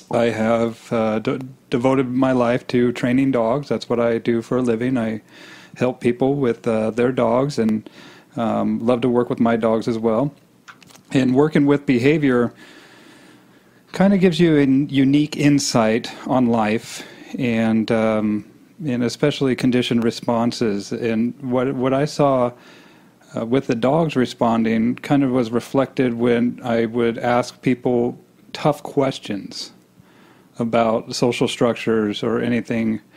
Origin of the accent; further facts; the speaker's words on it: Boise, Idaho, United States; I grew up in Boise, Idaho.